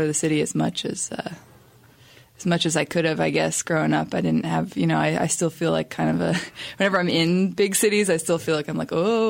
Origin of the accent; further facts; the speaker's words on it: Hastings-on-Hudson, New York, United States; moved away; also born or lived in Asheville; I grew up in Hastings-on-Hudson, New York, which is really a tiny little town in of itself.